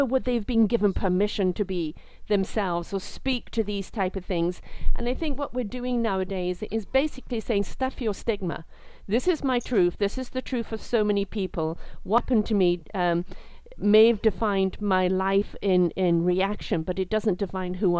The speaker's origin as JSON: {"language": "English", "region": "England", "country": "United Kingdom", "tie": "born or raised there", "said": "I'm British, brought up in England"}